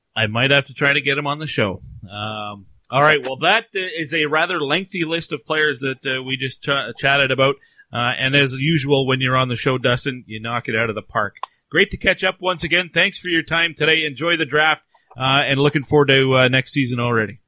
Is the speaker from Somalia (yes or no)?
no; Canada; I'm Canadian